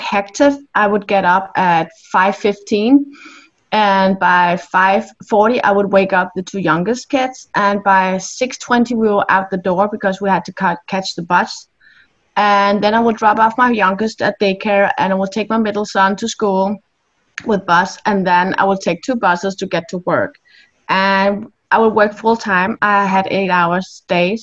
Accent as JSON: {"language": "English", "country": "Denmark", "said": "I'm from Denmark in Europe"}